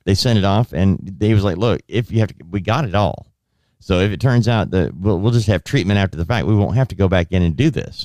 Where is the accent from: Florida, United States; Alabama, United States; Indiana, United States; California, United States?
California, United States; Southern; I grew up in Southern California where we walked to school.